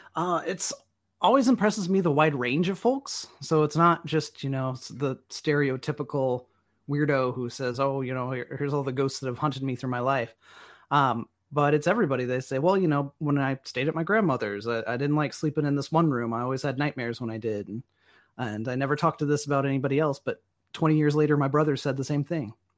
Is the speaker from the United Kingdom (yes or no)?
no; Enid, Oklahoma, United States; also born or lived in Norman, Oklahoma; I grew up outside of Enid, out on the old, uh, flat plains where you can see twenty miles in every direction.